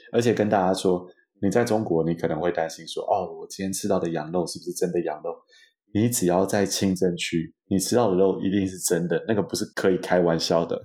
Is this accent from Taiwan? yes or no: yes; Taiwan; accent: Taiwanese accent; moved away as an adult; also born or lived in Beijing; 保留台湾腔才是我们的特色